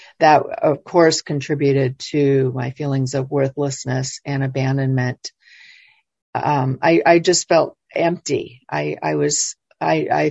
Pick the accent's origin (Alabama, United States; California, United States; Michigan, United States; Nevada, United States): California, United States; Los Angeles; I was born in Los Angeles